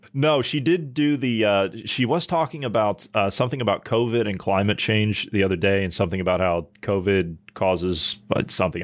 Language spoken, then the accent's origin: English; Ohio, United States; my home state of Ohio